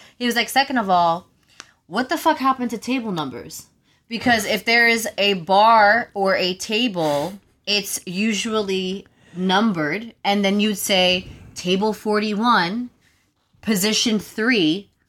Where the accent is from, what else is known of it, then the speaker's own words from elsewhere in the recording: New York City, New York, United States; I'm from the Bronx. I've lived in these five boroughs my whole life.